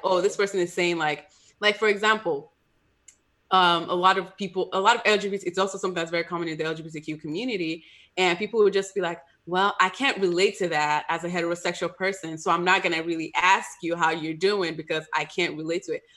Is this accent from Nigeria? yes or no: yes; Nigeria; as a Nigerian, we don't talk about mental health at all